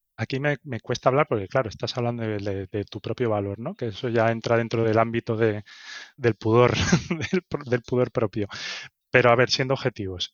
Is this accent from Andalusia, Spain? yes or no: yes; Seville, Andalusia, Spain; moved away as an adult; also born or lived in Barcelona / Berlin / Madrid; Nací en Sevilla, en España, y bueno, estudié allí